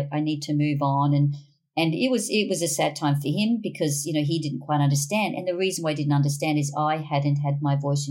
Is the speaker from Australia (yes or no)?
yes; Brisbane, Queensland, Australia; So we were all born and bred in Brisbane